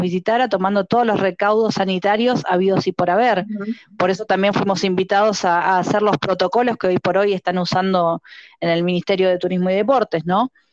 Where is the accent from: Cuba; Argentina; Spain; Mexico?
Argentina; Nosotros somos guías de la República Argentina